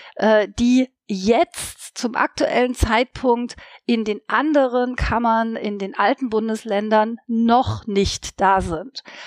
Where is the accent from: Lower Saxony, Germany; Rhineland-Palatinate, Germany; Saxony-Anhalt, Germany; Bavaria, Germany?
Saxony-Anhalt, Germany; now in Leipzig, Germany; Ich stamme nicht aus Sachsen, das ist richtig, aber ich stamme quasi aus einer anderen Ostkammer, wenn man so möchte, nämlich aus Sachsen-Anhalt.